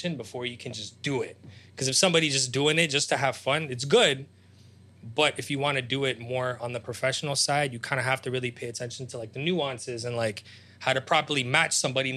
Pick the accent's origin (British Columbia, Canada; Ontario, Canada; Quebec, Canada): Ontario, Canada; Toronto; also born or lived in Ukraine; I came to Canada when I was 6.5, 7. I'm Ukrainian. Like, that's my nationality